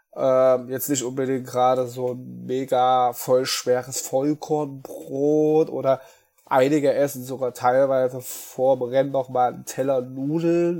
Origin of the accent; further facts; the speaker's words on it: Apolda, Thuringia, Germany; moved away as an adult; now in Mainz, Germany; ich bin äh, gebürtiger Thüringer, komme aus ähm, Apolda, das ist bei Jena